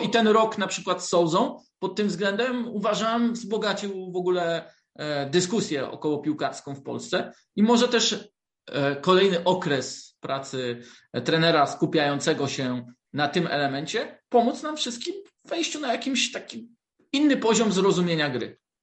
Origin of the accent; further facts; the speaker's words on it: Wrocław, Lower Silesian Voivodeship, Poland; jestem z Wrocławia, to e, też bardzo lubiłem futbol jako dzieciak